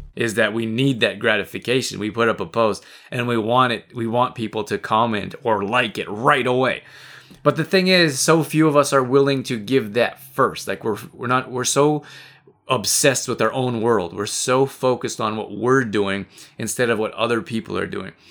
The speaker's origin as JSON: {"language": "English", "country": "United States", "also_born_or_lived": "Canada", "said": "I'm American too. I'm from the U S as well."}